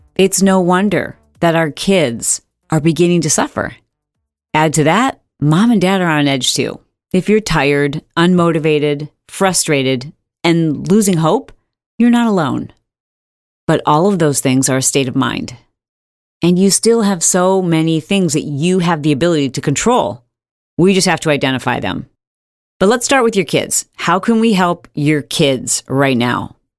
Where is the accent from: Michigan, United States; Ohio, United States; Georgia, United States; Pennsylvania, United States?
Michigan, United States; I grew up in Michigan